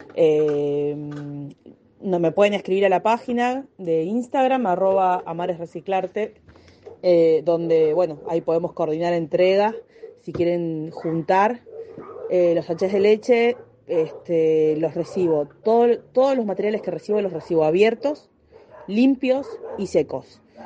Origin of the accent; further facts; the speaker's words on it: Del Viso, Buenos Aires, Argentina; yo soy de Delviso